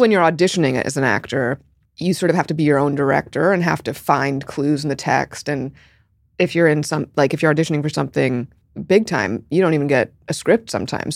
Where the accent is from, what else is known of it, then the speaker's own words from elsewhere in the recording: New York City, New York, United States; I grew up in Park Slope